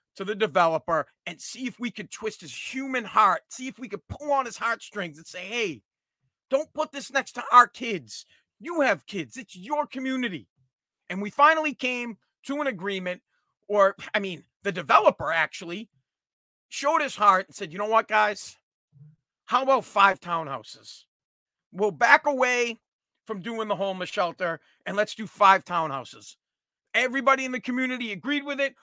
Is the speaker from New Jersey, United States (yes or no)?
no; Revere, Massachusetts, United States; I'm from Revere, Massachusetts